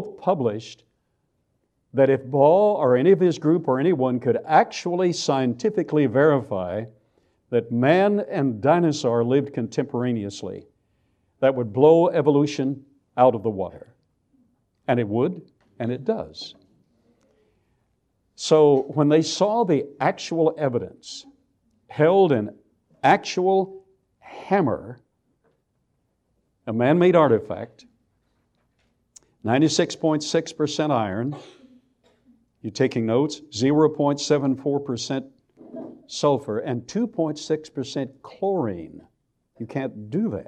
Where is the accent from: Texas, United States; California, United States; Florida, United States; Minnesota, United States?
Texas, United States; Abilene; accent: Texas; moved away as an adult; I grew up in Texas, went off, and didn't have enough sense to come back.